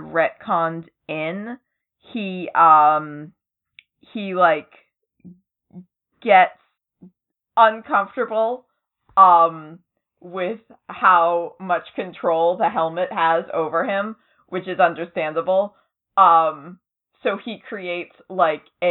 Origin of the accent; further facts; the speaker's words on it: near Salem, Massachusetts, United States; I'm not from Salem, but I'm, like, I'm close to Salem